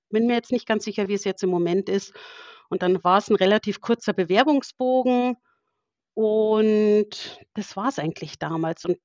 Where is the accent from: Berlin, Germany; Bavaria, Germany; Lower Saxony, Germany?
Bavaria, Germany; Burghausen; Also ich äh, komme aus Burghausen. Das ist in Bayern, Südostbayern, liegt direkt an der österreichischen Grenze. Ähm, bin hier geboren und ja, wohne auch hier